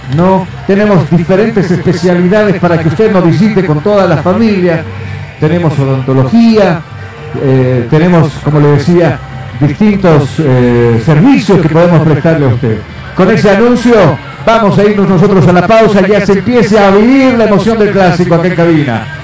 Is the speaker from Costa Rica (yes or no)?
no; La Paz, Bolivia; soy colla